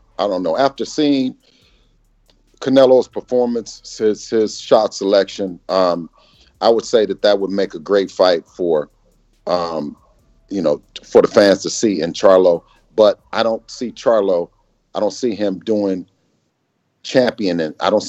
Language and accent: English; California, United States; us being from the West Coast, you know, born and raised in the Bay Area, right?